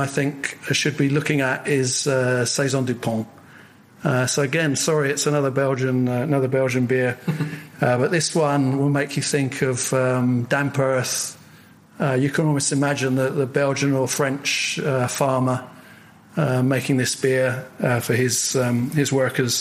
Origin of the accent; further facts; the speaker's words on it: London, United Kingdom; having been brought up in London